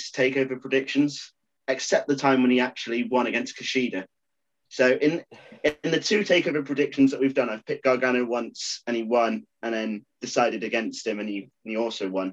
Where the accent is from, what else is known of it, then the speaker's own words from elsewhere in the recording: England, United Kingdom; being English